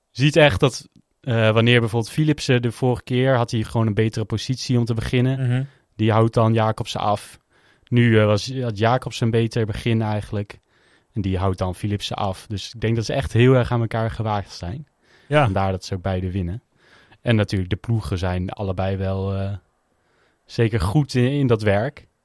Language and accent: Dutch; Netherlands; zeker als Nederlander